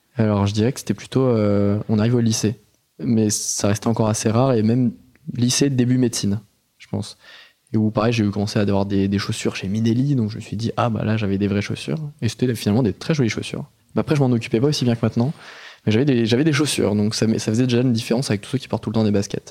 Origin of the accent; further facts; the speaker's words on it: Noisy-le-Grand, Île-de-France, France; moi, j'ai grandi euh, à Noisy-le-Grand, dans le 93